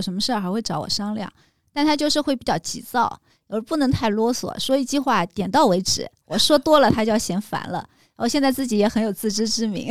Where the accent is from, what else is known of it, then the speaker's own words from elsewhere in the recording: Hangzhou, Zhejiang, China; now in Beijing, China; 杭州我家乡